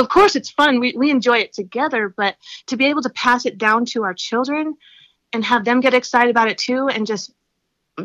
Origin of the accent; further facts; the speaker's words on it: Ten Sleep, Wyoming, United States; I grew up in Ten Sleep as well